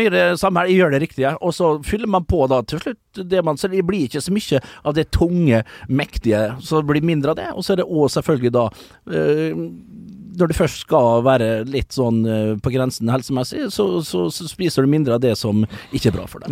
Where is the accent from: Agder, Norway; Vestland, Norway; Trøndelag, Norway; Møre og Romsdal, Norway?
Møre og Romsdal, Norway; Vestnes; moved away; Jeg var hjemme på Vestnes